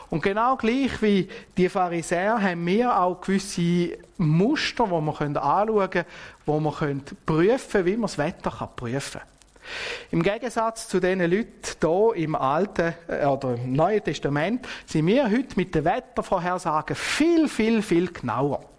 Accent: Switzerland; Und das kennen wir ja auch bei uns in der Schweiz, oder?

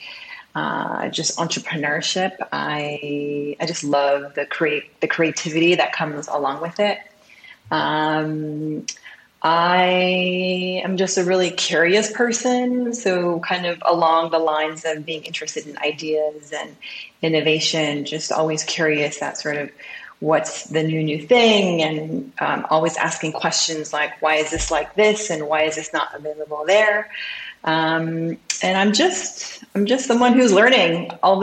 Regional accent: Seattle, Washington, United States; born or raised there; also born or lived in Seoul, South Korea / France

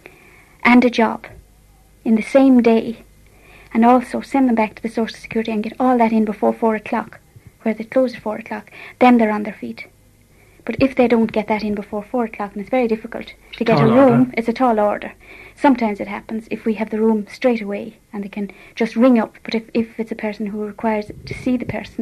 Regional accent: Ballinamore, Connacht, Ireland; now in London, United Kingdom; I come from Ballinamore, County Leitrim

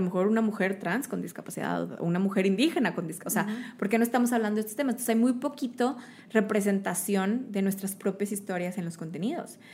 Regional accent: Mexico; soy mexicano, tengo pelo café

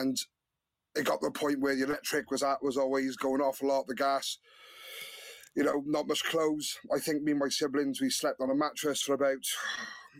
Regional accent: Newport, Wales, United Kingdom; I grew up in Newport.

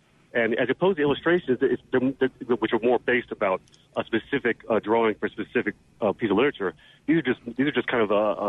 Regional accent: Goshen, Mississippi, United States; I grew up in Goshen, Mississippi, as we said.

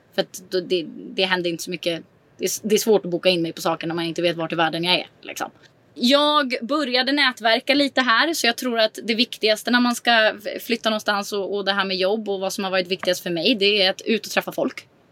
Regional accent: Sweden; moved away as an adult; now in Mallorca, Spain; har väl aldrig egentligen för det första känt mig hemma i Sverige

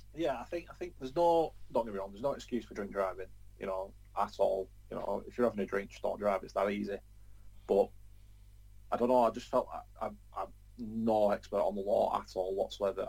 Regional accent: Preston, North West England, United Kingdom; It's it's my hometown

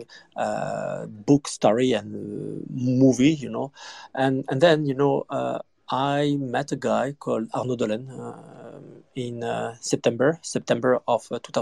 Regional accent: France; I grew up in France, so in Paris

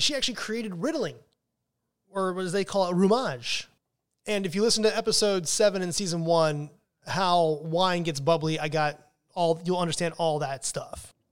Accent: United States; as an American wine drinker

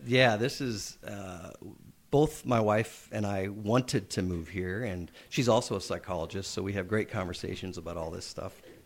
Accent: Nebraska, United States; now in Edmonton, Canada; growing up in Nebraska and playing all kinds of sports, hockey wasn't um, particularly popular there

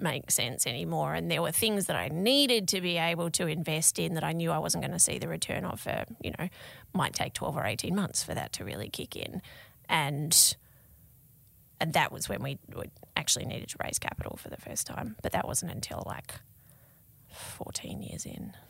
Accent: Tasmania, Australia; moved away; I was from Tasmania and I wasn't living, you know, with my parents, I was living away from home

